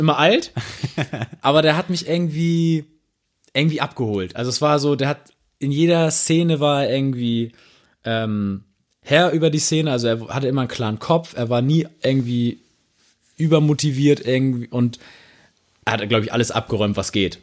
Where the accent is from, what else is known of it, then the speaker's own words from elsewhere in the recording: Hamburg, Germany; ich einfach erwähnen als Hamburger